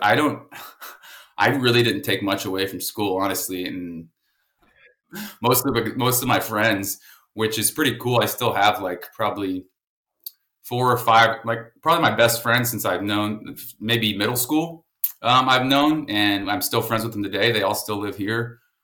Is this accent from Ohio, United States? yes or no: no; San Antonio, Texas, United States; San Antonio, Texas, man. I'm uh, about 15 minutes from where I am now. Um, oh, shit. Born and raised